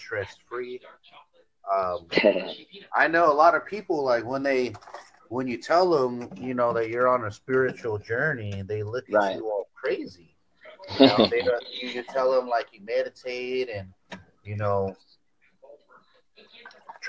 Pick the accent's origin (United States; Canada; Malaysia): United States; San Diego, California; now in San Bernardino, United States; I'm originally from San Diego, but I stay in San Bernardino right now